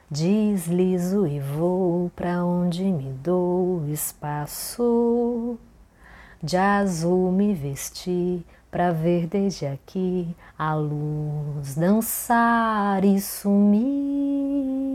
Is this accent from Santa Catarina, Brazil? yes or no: no; Santo Augusto, Rio Grande do Sul, Brazil; born there; now in Florianópolis, Brazil; tenho 32 anos, dos quais mais da metade foram vividos aqui em Floripa. Eu sou nascida em Santo Augusto, Rio Grande do Sul, uma cidade onde eu nunca morei de fato